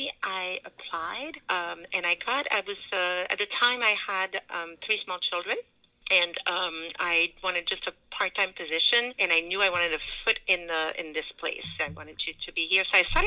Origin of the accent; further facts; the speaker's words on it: Quebec City, Quebec, Canada; first language French; English is a second language; moved away as an adult; now in Cumberland, United States; So I am actually from Quebec City. I have been living in Cumberland, Rhode Island, town next to Woonsocket, for, 36 years.